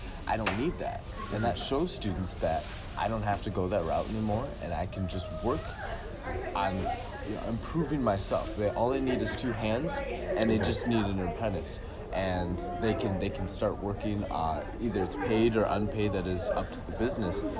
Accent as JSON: {"language": "English", "town": "Millington", "region": "Michigan", "country": "United States", "tie": "born or raised there", "also_born_or_lived": "Grand Blanc, Michigan", "said": "I came from Millington originally, actually"}